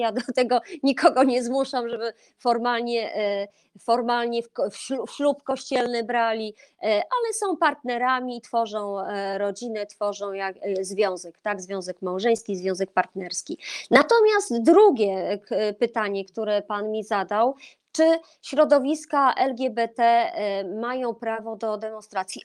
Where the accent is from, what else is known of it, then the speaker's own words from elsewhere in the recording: Olsztyn, Warmian-Masurian Voivodeship, Poland; jestem z Warmii Mazur, jestem z Olsztyna